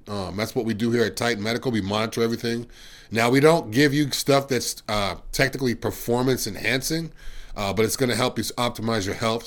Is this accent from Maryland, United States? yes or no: no; Massachusetts, United States; I'm from Massachusetts as well